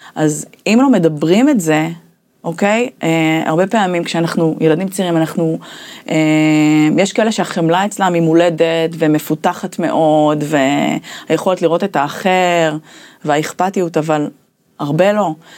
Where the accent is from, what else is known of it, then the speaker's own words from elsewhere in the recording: Ramat Gan, Tel Aviv District, Israel; גדלתי ברמת גן